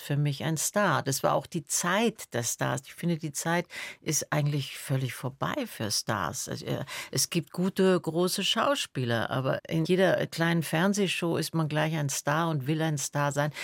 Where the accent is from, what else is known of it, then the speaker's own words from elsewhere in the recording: Berlin, Germany; also born or lived in Salzburg / Attersee / Munich / Rückersdorf; Ich bin ja dann in der Schulzeit in Berlin aufgewachsen